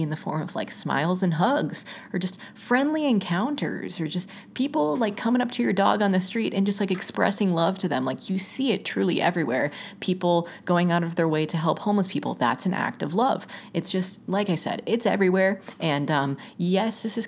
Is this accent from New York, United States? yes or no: no; Georgia, United States; moved away; I'm literally originally from Georgia, so from the South